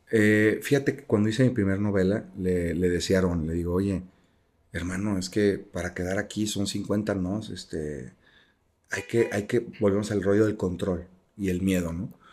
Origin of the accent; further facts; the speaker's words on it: Jalisco, Mexico; Yo soy de Jalisco